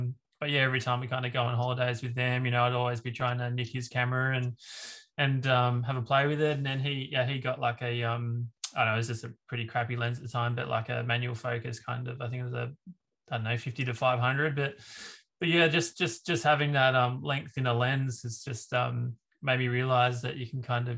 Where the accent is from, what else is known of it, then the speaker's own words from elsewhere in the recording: Narrabeen, New South Wales, Australia; my hometown Narrabeen